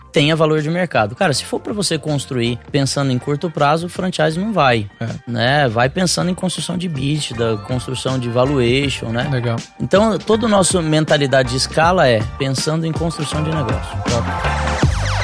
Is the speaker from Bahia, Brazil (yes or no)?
no; São Paulo, Brazil; also born or lived in Joinville; eu sou de São Paulo